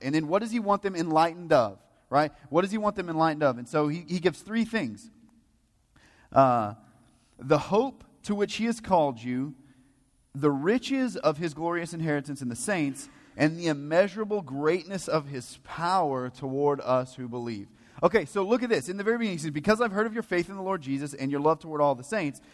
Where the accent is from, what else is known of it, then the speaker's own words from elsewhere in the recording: the Bible Belt, United States; we're all from the Bible Belt, or at least most of us are.